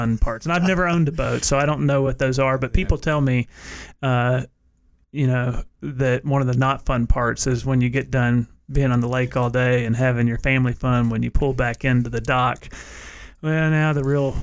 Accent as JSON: {"language": "English", "town": "Cedar Hill", "region": "Tennessee", "country": "United States", "tie": "born or raised there", "moved": "yes", "lives_now": "Knoxville, United States", "said": "where I grew up in Middle Tennessee. It was about 35 minutes north of Nashville, right on the Tennessee-Kentucky border."}